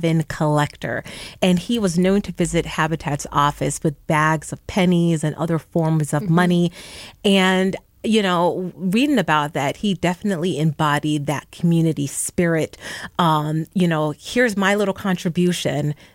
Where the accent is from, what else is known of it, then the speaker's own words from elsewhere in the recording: New York City, New York, United States; moved away; I grew up in the Bronx